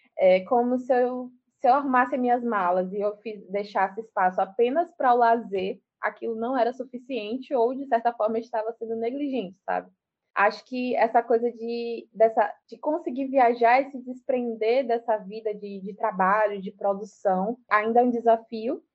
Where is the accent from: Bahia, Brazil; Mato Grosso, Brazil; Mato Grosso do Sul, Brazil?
Bahia, Brazil; Salvador; now in Lauro de Freitas, Brazil; sou nascida e criada em Salvador, sou do subúrbio ferroviário de Salvador